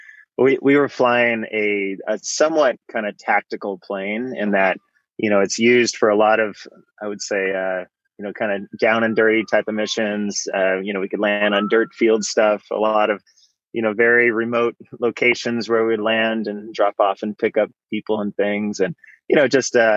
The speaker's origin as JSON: {"language": "English", "area": "Bay Area", "region": "California", "country": "United States", "tie": "born or raised there", "said": "I grew up in the Bay Area, kind of out in the suburbs there."}